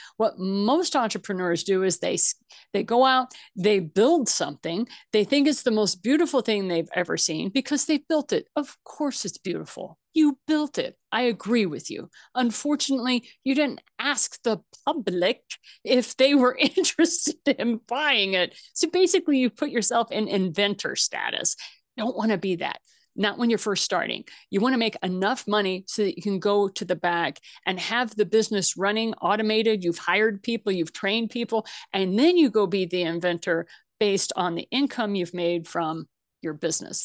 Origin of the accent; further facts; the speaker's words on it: Missouri, United States; moved away; I'm originally from Missouri. That's where my family came, comes from